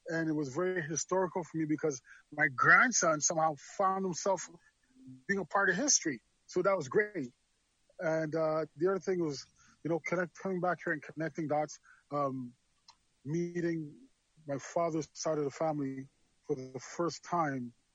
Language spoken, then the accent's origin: English; Montreal, Quebec, Canada; moved away as an adult; also born or lived in Trinidad / Dallas, Texas; now in Toronto, Canada; I was born in Trinidad, grew up in Montreal, Canada.